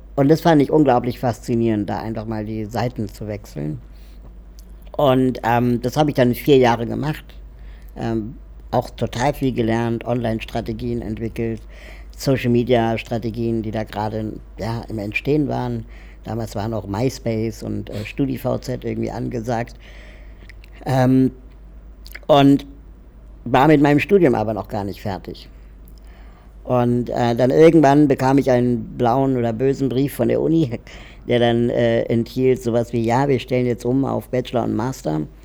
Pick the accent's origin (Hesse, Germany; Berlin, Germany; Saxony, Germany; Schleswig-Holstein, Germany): Berlin, Germany; ich bin ähm, in Berlin aufgewachsen